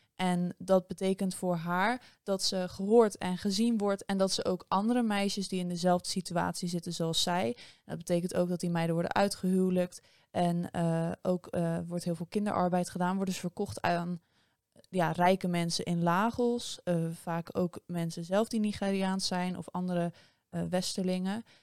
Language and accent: Dutch; Netherlands